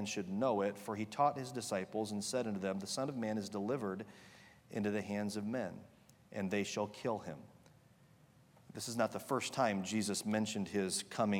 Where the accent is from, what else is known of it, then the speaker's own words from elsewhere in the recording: Michigan, United States; This is certainly like home for me. My wife and I were both born and raised in Michigan.